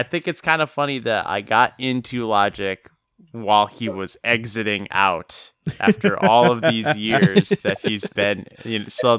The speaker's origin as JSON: {"language": "English", "region": "London", "country": "United Kingdom", "said": "Yes, I'm from London."}